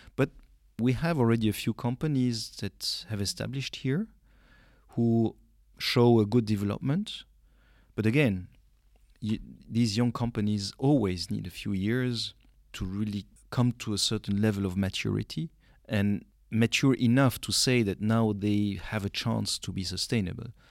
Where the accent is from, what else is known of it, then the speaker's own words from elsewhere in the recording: Belgium; moved away as an adult; now in Luxembourg; the whole story starts in Belgium because I grew up in Belgium and went also to the university